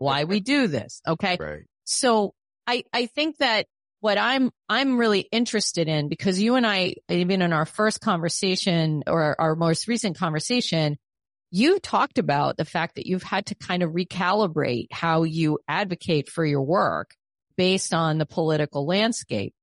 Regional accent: New York, United States; I'm a New Yorker

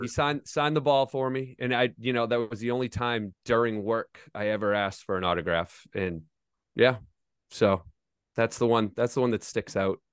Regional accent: Foxborough, Massachusetts, United States; I grew up in Foxborough, Massachusetts, and I worked for the Patriots growing up

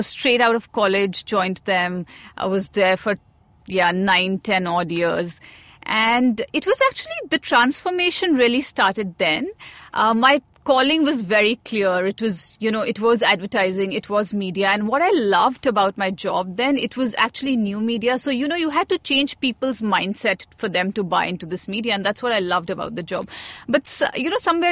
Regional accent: Jammu, Jammu and Kashmir, India; also born or lived in Srinagar; now in Mumbai, India; I was born in Jammu

